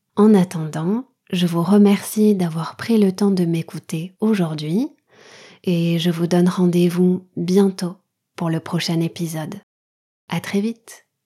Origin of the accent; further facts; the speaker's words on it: France; je suis française, mon mari est taïwanais